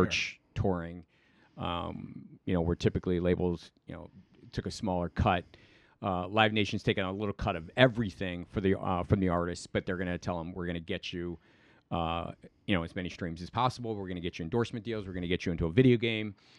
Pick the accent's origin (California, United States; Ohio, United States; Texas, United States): Ohio, United States; Cleveland; moved away as an adult; also born or lived in Panama; now in Manhattan Beach, United States; I grew up in Cleveland.